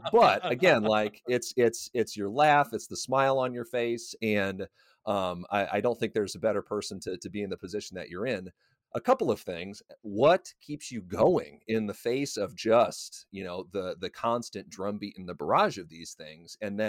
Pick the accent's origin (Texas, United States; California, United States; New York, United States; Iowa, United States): Iowa, United States; that was not an experience that I had growing up in Iowa in the 90s, in the early 2000s.